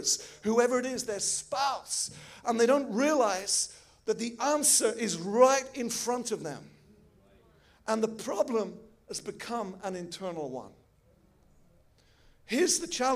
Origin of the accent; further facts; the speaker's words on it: England, United Kingdom; now in Switzerland; I'm an English boy